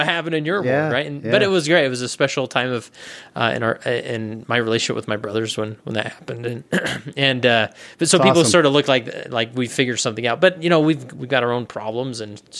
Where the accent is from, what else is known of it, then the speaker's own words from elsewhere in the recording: West Valley City, Utah, United States; So I grew up in West Valley City, Utah, and I was not a gangbanger. It's actually quite a nice place to raise a family, and I made it out alive and well, with no felonies on my record.